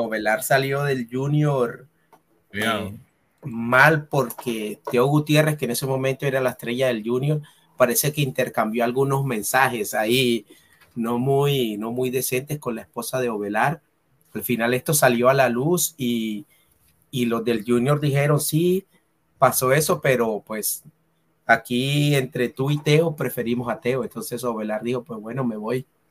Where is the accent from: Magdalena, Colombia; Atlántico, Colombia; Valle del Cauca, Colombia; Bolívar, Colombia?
Magdalena, Colombia; Santa Marta; aquí en la ciudad de Ah, de, Santa Marta, de donde yo soy